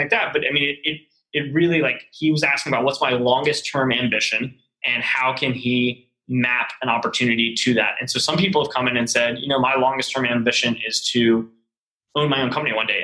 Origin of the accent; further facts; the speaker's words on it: Charlotte, North Carolina, United States; moved away as an adult; also born or lived in New York; now in Chattanooga, United States; I was from Charlotte